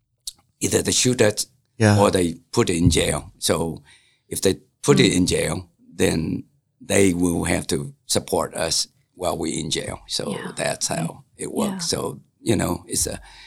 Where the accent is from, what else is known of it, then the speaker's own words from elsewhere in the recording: Detroit, Michigan, United States; So, you know, I came from Detroit.